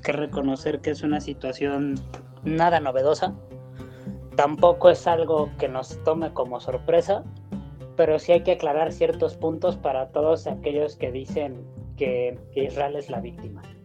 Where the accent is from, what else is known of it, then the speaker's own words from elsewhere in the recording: Mexico; Como judío mexicano